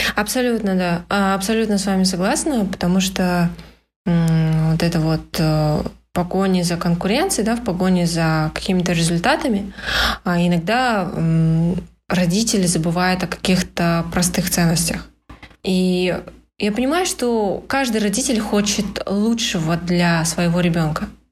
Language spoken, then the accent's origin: Russian; Astana, Kazakhstan; это все в Астане. Э, я коренной столичный житель.